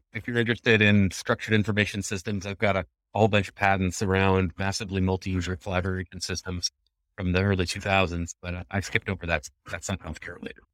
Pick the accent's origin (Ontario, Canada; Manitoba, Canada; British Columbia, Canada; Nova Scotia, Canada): British Columbia, Canada; Vancouver; born or raised there; also born or lived in Jamaica